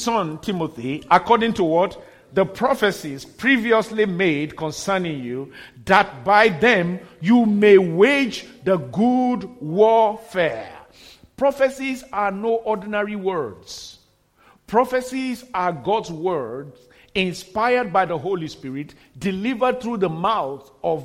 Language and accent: English; Nigeria; moved away; before I got back to my home country at that time in Nigeria